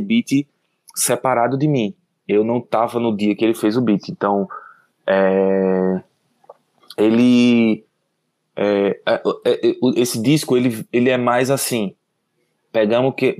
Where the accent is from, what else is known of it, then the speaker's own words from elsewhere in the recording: Maceió, Alagoas, Brazil; also born or lived in Garanhuns, Pernambuco; now in São Paulo, Brazil; eu nasci em Maceió. Aí quando eu tinha uns dois anos, eu, um ano assim, eu fui para Garanhuns